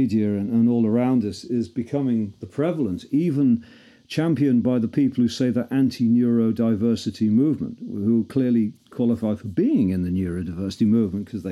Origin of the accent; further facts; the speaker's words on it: Liverpool, North West England, United Kingdom; I'm a Scouser